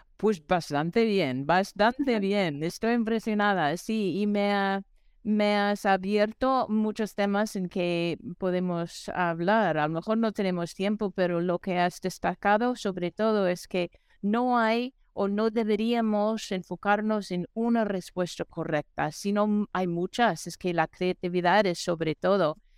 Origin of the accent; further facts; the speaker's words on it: New York, United States; moved away; also born or lived in New Mexico; aquí soy de, de Nueva York